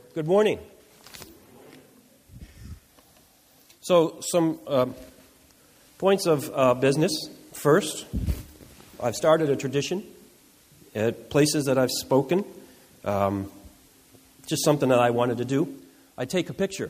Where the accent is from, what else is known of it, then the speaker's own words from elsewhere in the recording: Boston, Massachusetts, United States; also born or lived in New Jersey; I was born in New Jersey, but I grew up in the Boston area.